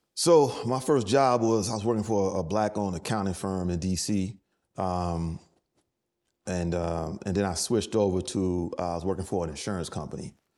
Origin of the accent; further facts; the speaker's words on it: New York City, New York, United States; moved away as an adult; also born or lived in Durham, North Carolina / Los Angeles; I grew up in the Bronx